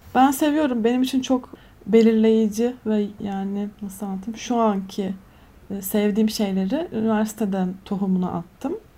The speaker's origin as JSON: {"language": "Turkish", "region": "Antalya", "country": "Turkey", "tie": "born or raised there", "moved": "as an adult", "lives_now": "Istanbul, Turkey", "said": "Antalyalıyım doğma büyüme."}